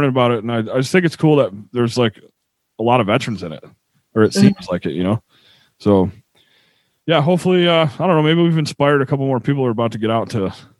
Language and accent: English; upstate New York, United States; moved away; the greatest grocery store in my hometown.